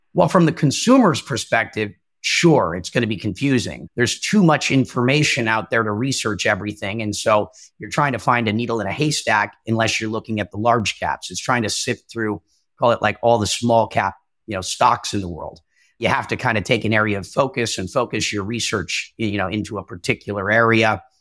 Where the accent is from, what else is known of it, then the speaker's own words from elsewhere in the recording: Minnesota, United States; moved away; also born or lived in California / New York City; I'm originally from Minnesota, ended up in California, but I've lived in New York City at least part-time for a couple of years